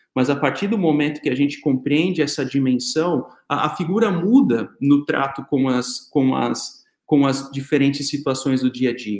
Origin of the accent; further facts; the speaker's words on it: Santa Catarina, Brazil; nós somos de Santa Catarina